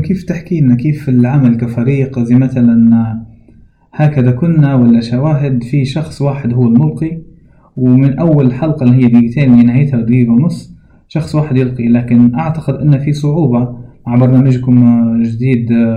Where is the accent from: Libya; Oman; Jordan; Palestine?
Libya; accent: Libyan; احنا الليبيين بشكل عام نقدر نقول لهجتنا واضحة